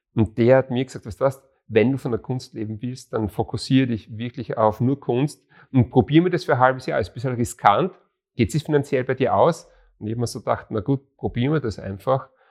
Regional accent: Graz, Styria, Austria; also born or lived in Bruck an der Mur / Monterey, California; wir sind ja Grazer

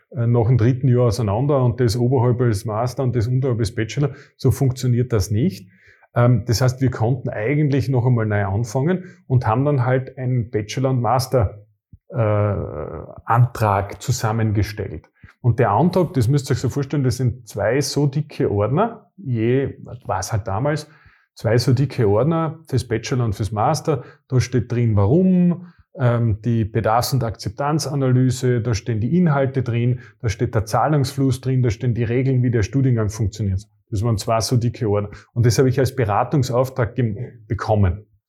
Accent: Carinthia, Austria; Ich als Kärntner

